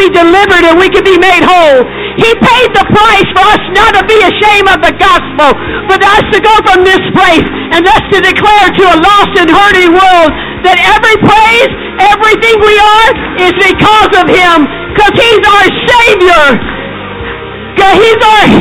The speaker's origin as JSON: {"language": "English", "town": "Naples", "region": "Florida", "country": "United States", "tie": "born or raised there", "also_born_or_lived": "Pinecrest, Florida", "said": "in Naples, Florida, in my hometown"}